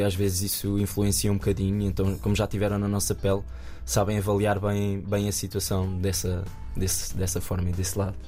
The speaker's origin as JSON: {"language": "Portuguese", "town": "Nazaré", "region": "Centro", "country": "Portugal", "tie": "born or raised there", "said": "lá na minha terra, na Nazaré"}